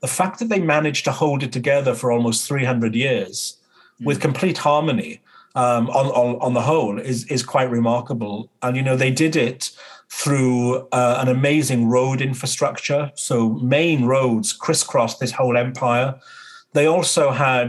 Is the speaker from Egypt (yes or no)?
no; United Kingdom